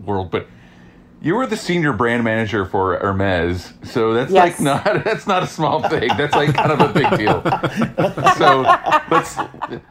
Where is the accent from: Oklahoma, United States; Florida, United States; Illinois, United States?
Oklahoma, United States; Lone Wolf; I'm from a very small town in Oklahoma. I know that growing up in Lone Wolf, Oklahoma